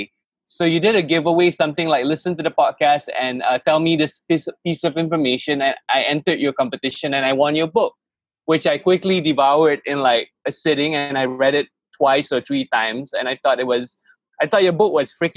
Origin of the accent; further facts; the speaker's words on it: Malaysia; I grew up in Malaysia